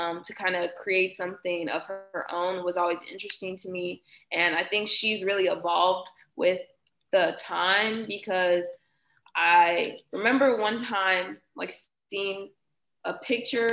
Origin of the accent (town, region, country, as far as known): Houston, Texas, United States; moved away